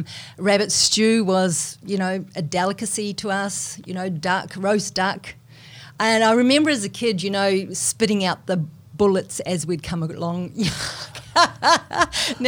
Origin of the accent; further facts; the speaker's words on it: New Zealand; accent: Kiwi; moved away; I'm a Kiwi, you probably can tell, you know, from my accent, but when I go back to New Zealand